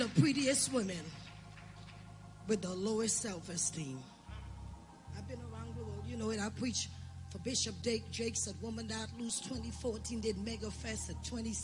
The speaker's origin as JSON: {"language": "English", "country": "Trinidad & Tobago", "said": "I'm from Trinidad"}